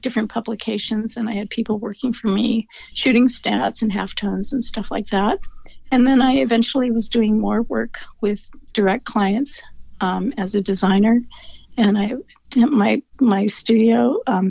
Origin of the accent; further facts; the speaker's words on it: Seattle, Washington, United States; also born or lived in Colorado; I was born in Colorado. But I grew up in Seattle, so I've been here for many decades